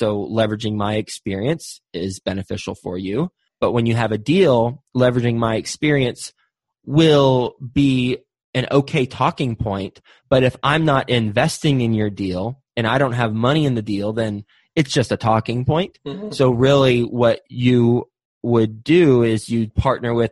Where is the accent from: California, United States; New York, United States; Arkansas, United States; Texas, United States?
Texas, United States; I'm from Texas